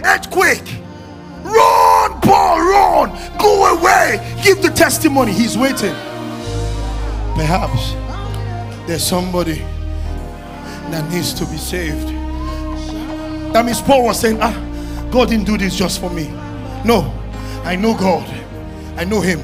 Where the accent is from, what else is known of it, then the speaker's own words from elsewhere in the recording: Nigeria; as Nigerian pastor